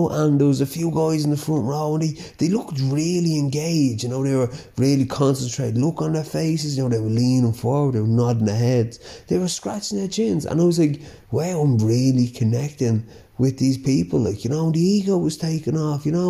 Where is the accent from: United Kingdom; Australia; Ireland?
Ireland; Dublin, Leinster; accent: Dublin; I grew up with this bit of a Dublin accent, but so yeah, I have a bit of a Dublin twang, and I am very proud of my Dublin accent